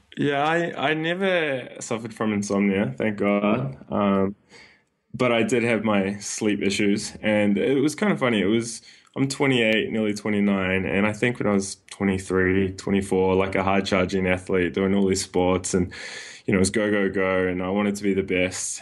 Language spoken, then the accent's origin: English; New Zealand; moved away as an adult; now in Sydney, Australia; I was born and raised in New Zealand